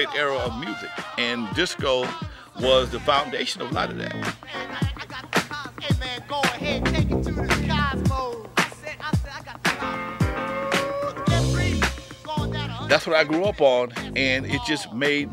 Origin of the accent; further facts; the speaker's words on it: Compton, California, United States; Growing up in Compton, I went to Catholic school, St. Albert's in Compton